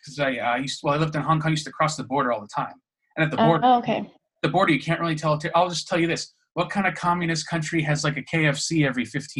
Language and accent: English; United States; because obviously we're both American, we both have our weird experiences, we both ended up outside the country for various reasons.